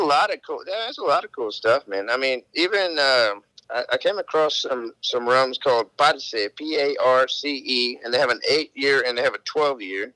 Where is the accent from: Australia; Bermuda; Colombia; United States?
Colombia; Cartagena, Bolívar; moved away; I was raised in Cartagena, which is on the coast